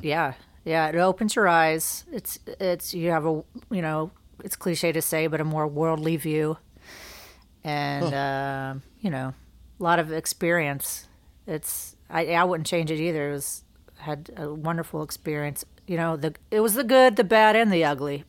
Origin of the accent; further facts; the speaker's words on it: Greensboro, North Carolina, United States; moved away as an adult; now in Savannah, United States; I grew up in Greensboro, North Carolina